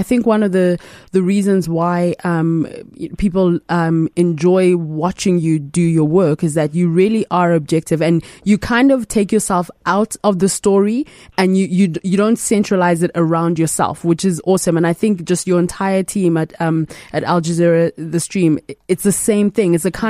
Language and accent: English; Uganda; also born or lived in Nigeria; Because, you know, in my head, I'm also Nigerian. I'm Ugandan / Nigerian.